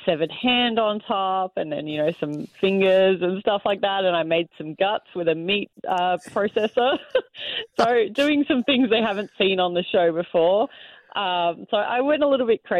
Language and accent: English; Australia; moved away as an adult; now in Canada; I grew up in Australia.